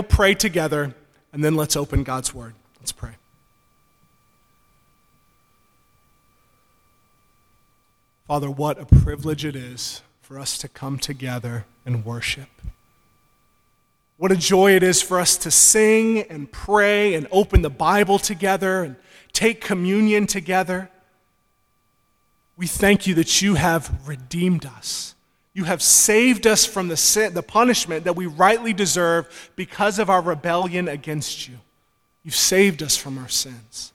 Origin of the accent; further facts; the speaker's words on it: Georgia, United States; moved away; I'm from Georgia originally